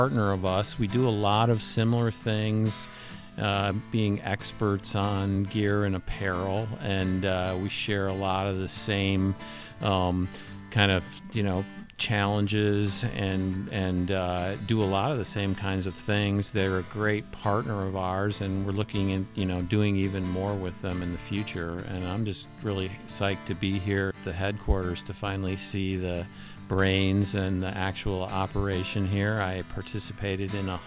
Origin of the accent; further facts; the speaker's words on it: Michigan, United States; also born or lived in New York City; now in Colorado, United States; a dedicated skier and ski bum growing up in Michigan